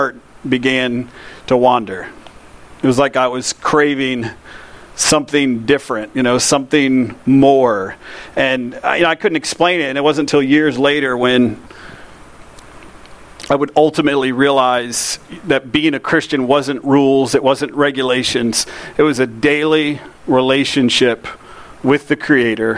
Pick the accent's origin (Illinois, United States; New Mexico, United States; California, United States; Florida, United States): Florida, United States; Lakeland; I grew up in Lakeland